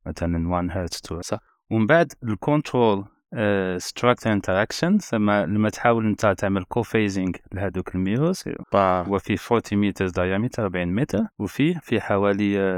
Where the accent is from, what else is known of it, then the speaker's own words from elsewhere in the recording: Collo, Skikda Province, Algeria; moved away; انا انا كبرت مدينه القل